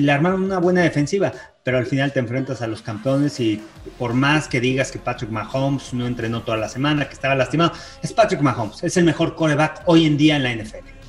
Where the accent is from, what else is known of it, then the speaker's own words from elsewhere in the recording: Mexico; soy el único mexicano